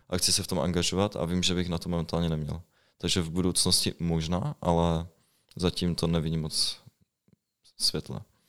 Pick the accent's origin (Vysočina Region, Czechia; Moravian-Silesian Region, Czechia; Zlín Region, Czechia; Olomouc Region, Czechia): Moravian-Silesian Region, Czechia; Ostrava; moved away; jsem z Ostravy původně